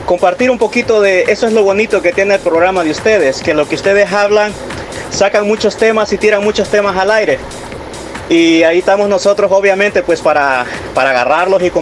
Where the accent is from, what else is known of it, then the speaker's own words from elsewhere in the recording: El Salvador; El cubano te va a hablar siempre como cubano, el mexicano te habla como cubano. Y nosotros los salvadoreños, lamen